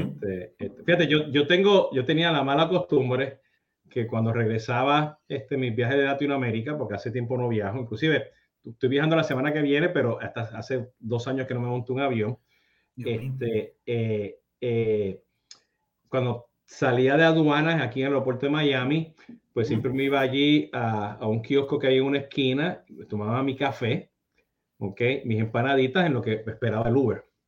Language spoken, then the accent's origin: Spanish; Puerto Rico; moved away; cuando ya salí de Puerto Rico